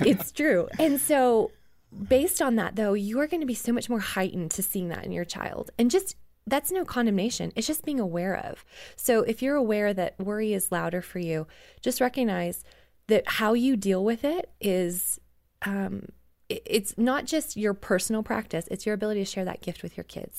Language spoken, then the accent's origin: English; Canada; I grew up in Canada, right? So we're, like, wearing coats all the time